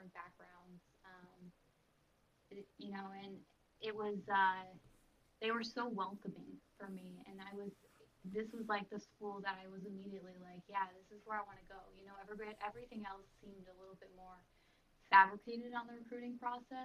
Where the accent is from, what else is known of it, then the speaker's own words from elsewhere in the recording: Hollis, New Hampshire, United States; So I grew up in Hollis, New Hampshire, and it is a very small town.